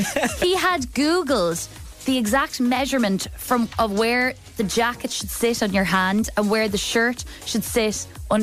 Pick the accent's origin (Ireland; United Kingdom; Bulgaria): Ireland; Kildare, Leinster; because I grew up in Kildare